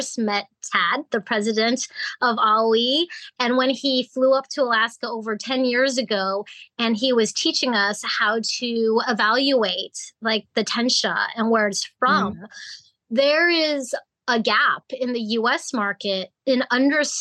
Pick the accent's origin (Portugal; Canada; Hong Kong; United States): Hong Kong; I was born in Hong Kong